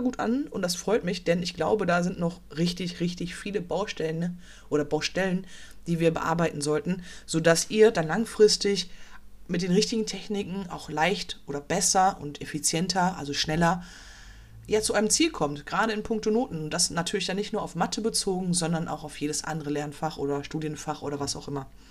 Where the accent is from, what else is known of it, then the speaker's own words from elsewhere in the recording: Dortmund, North Rhine-Westphalia, Germany; ich komme aus Dortmund